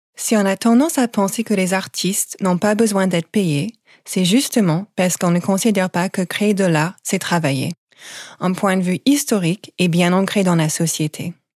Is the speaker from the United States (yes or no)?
yes; United States; French is a second language; now in France; vous pouvez peut-être l'entendre à mon accent, je n'ai pas grandi en France. Je viens des États-Unis